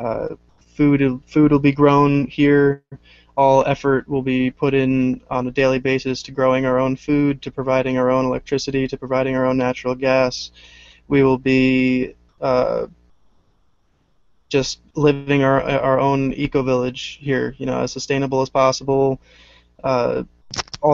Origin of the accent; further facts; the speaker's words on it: New Jersey, United States; moved away as an adult; now in upstate New York, United States; I'm originally from Jersey